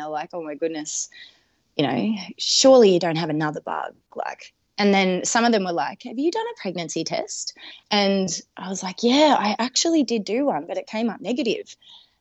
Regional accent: Melbourne, Victoria, Australia; moved away as an adult; now in Adelaide, Australia; I'm originally from Melbourne, however, I moved over here in between the 2 years of the harsh Melbourne

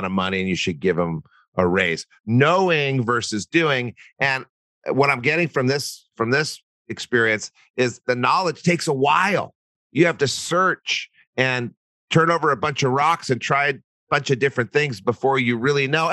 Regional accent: Albuquerque, New Mexico, United States; I'm from Albuquerque

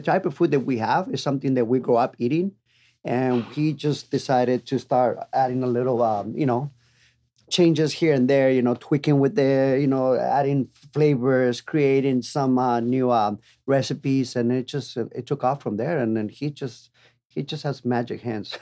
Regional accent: Tijuana, Baja California, Mexico; moved away as an adult; also born or lived in San Diego; now in Las Vegas, United States; I'm original from Tijuana, born and raised. Uh, been there. I was there until I was 21, 22 years old

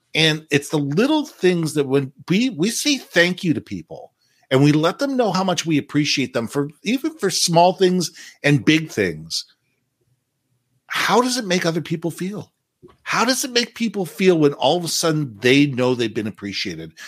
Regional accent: Canada; also born or lived in United States; as a Canadian, I'm a Canadian and American

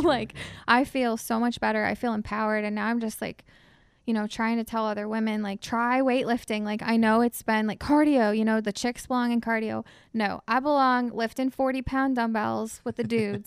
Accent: Shawnee, Ohio, United States; I'm from Shawnee, so, out in the sticks

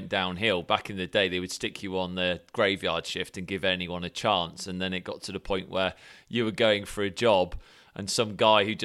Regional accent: Salisbury, South West England, United Kingdom; I'm from Salisbury

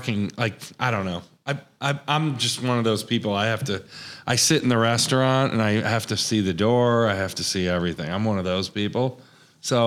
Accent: Lake George, New York, United States; moved away; I'm from New York

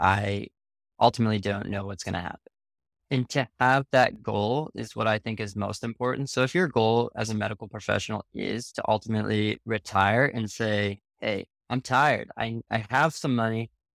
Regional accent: Canada; I'm actually Canadian myself

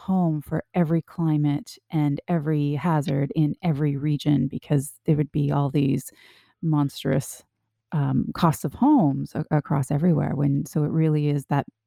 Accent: Canada; I grew up in Canada and I'm used to extremely cold temperatures

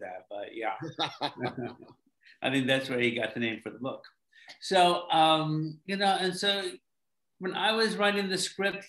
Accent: Alabama, United States; moved away; also born or lived in New York; I'm from Alabama

